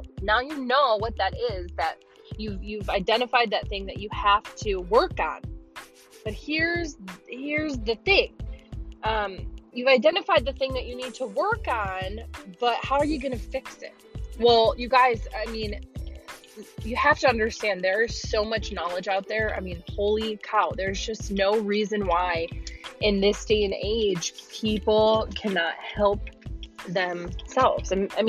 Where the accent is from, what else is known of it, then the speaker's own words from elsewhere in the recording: Illinois, United States; now in Nashville, United States; I am formerly from Illinois as of May. So like 6 months ago, I moved to Nashville. That is why I sound like I'm from Minnesota.